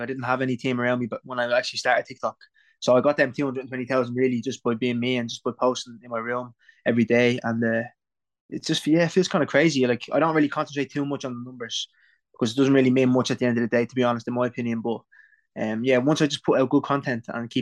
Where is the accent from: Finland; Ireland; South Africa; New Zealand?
Ireland; Tallaght, Leinster; accent: Irish; I'm 22, I'm from Talla